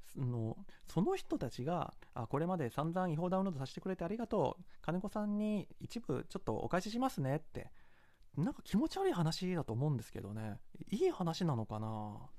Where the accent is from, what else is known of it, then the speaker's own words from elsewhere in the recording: Kansai, Japan; accent: Kansai dialect; 私はまあ関西出身で関西弁は